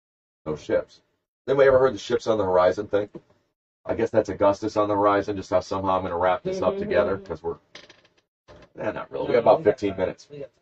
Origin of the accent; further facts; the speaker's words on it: Columbus, Georgia, United States; I'm from Columbus, Georgia, not Columbus, Ohio.